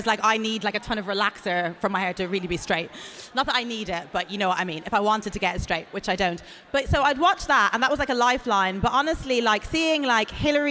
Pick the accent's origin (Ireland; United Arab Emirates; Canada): Ireland; also born or lived in Atlanta, United States; now in England; when I was growing up in Ireland, there was no mixed race, I was a black girl